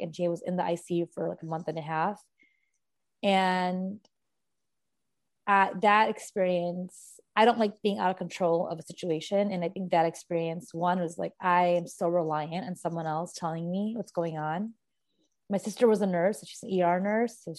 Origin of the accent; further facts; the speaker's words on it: Chicago, Illinois, United States; I was born and raised in Chicago and I practice as an RN here